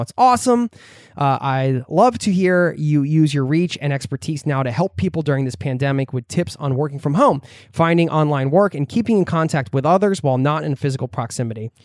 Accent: outside of Philadelphia, Pennsylvania, United States; I grew up in the Northeast outside of Philadelphia

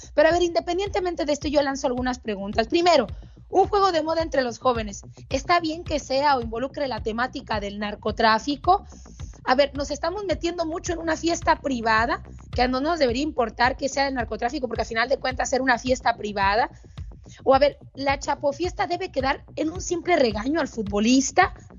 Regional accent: Mexico; un país donde yo nací

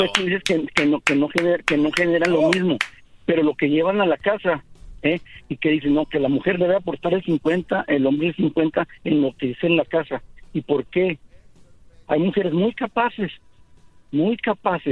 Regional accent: Ciudad Juárez, Chihuahua, Mexico; now in El Paso, United States; yo vivo en El Paso, soy de Ciudad Juárez

